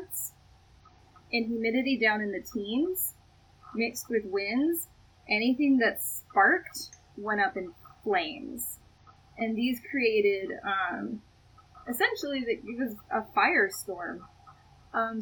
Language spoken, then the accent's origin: English; Georgia, United States; moved away as an adult; now in Oregon, United States; I'm from Georgia. I moved here last year.